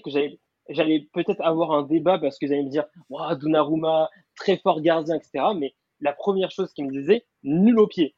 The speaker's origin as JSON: {"language": "French", "town": "Paris", "region": "Île-de-France", "country": "France", "said": "je venais de Paris"}